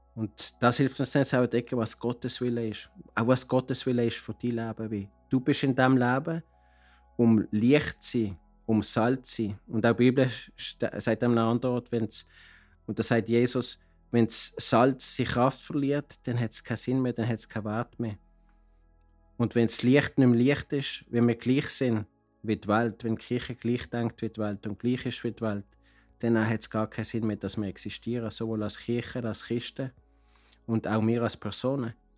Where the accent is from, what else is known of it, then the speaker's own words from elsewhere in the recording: Basel, Basel-Stadt, Switzerland; moved away as an adult; now in Cartagena, Colombia; ich komme aus Basel, lebe aber seit 30 Jahren in Kolumbien, in Cartagena